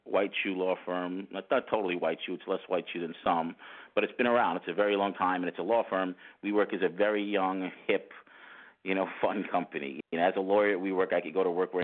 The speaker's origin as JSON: {"language": "English", "town": "Great Neck", "region": "New York", "country": "United States", "tie": "born or raised there", "said": "I'm from New York. I grew up in Long Island, New York, in a town called Great Neck."}